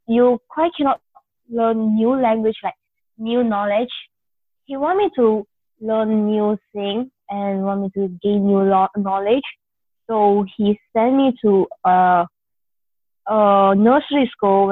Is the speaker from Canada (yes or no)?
no; India; moved away; I'm basically an Indian